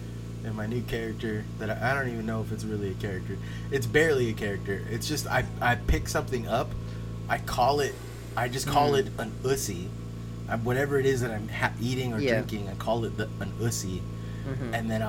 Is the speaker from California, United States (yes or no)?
yes; the Bay Area, California, United States; I lived all over the Bay, so, you know, just like I'm from the Bay.